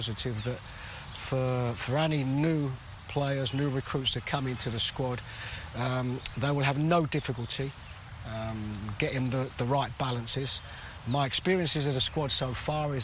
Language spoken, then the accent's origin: English; London, United Kingdom; I was born and brought up in London, England.